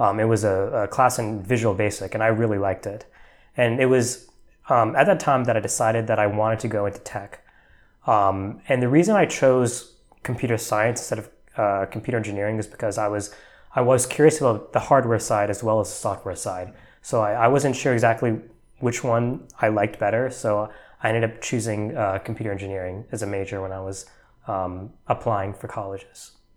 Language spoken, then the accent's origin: English; New Jersey, United States; moved away as an adult; also born or lived in Texas / Atlanta, Georgia; now in Bay Area, United States; I grew up, m, uh, mostly in New Jersey, actually. That's where I went, I spent my middle school and, and high school years